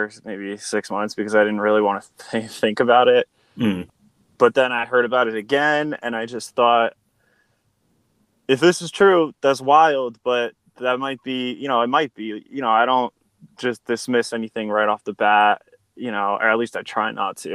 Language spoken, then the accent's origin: English; Connecticut, United States; now in Nevada, United States; I'm from Connecticut, which is a state that's to the east of New York in the States of America.